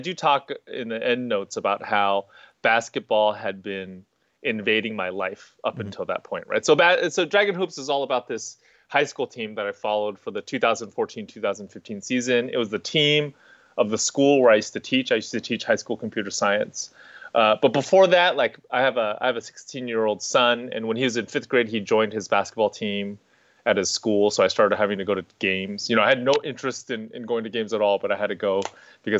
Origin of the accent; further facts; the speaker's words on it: Bay Area, California, United States; I grew up in the Bay Area